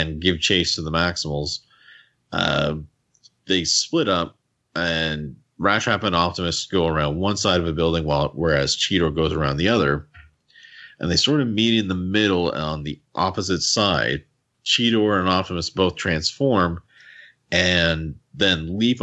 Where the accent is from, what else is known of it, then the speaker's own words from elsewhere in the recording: Canada; accent: Canadian; my Canadian accent